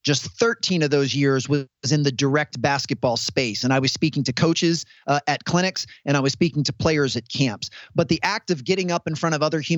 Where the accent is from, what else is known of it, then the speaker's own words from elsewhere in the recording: United States; I come from the United States